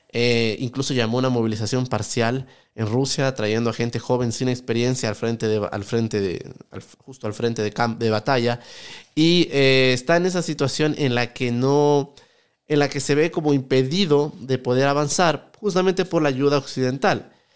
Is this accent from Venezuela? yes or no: no; Quito, Pichincha, Ecuador; also born or lived in France; yo soy de acá, de Ecuador, de Quito